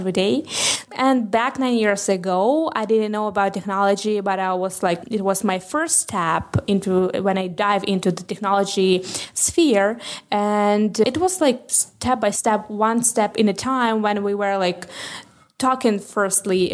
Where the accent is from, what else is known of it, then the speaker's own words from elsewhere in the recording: Ukraine; I'm from Ukraine